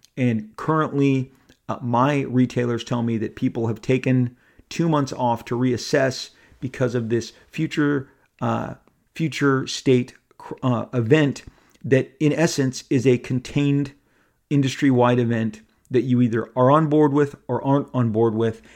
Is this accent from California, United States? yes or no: yes; Orange County, California, United States; I've lived here my entire life. I was born here. I was born in Orange County.